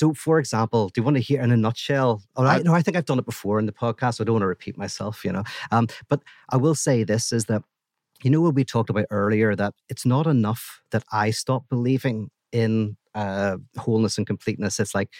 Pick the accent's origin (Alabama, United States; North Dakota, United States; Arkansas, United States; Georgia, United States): Arkansas, United States; Little Rock; That's right, exactly. Yeah, I just put this on. I'm really from Little Rock, Arkansas.